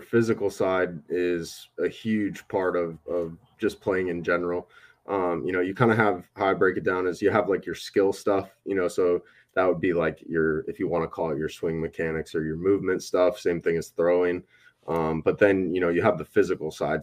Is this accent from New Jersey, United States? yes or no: no; Wisconsin, United States; I'm from Wisconsin Midwest, so you get a lot of farm kids